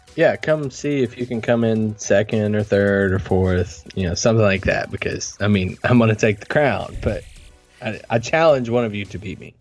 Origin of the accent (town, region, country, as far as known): Kentucky, United States; born or raised there; moved away